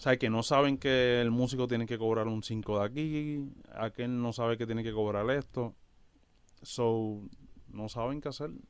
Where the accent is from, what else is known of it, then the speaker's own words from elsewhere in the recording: Yauco and Ponce, southern Puerto Rico, Puerto Rico; moved away as an adult; also born or lived in Bayamón, Puerto Rico; Somos del sur de Puerto Rico, de Yauco y de Ponce.